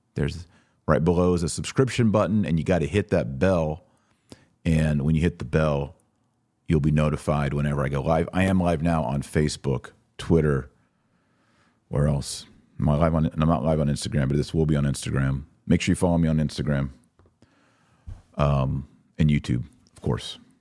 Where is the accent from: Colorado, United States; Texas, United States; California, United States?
Texas, United States; I'm an American. More than that, I'm a Texan